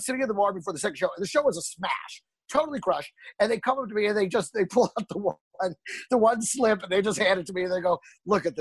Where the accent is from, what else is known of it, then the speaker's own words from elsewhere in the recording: Greenville, Texas, United States; When I was a kid, growing up in Texas, I lived in a small town outside of Dallas called Greenville, Texas